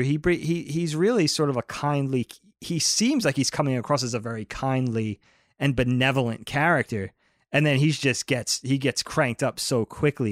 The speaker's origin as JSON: {"language": "English", "town": "Bellport", "region": "New York", "country": "United States", "tie": "born or raised there", "said": "we grew up in the Belport area of Long Island"}